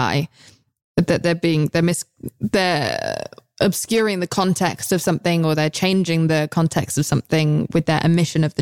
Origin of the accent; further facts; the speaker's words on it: England, United Kingdom; I'm English